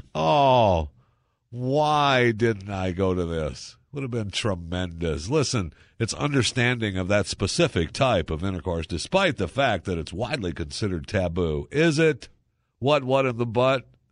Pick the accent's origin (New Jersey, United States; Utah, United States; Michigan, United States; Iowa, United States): Michigan, United States; Saginaw; I was born in Michigan. I was born in Saginaw, Michigan, uh, the lower half